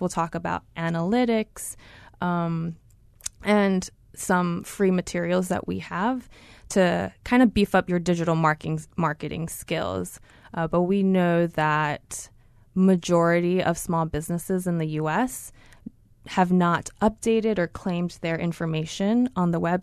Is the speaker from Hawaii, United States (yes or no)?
yes; Honolulu, Hawaii, United States; now in Mountain View, United States; I am so excited to be representing Google in my hometown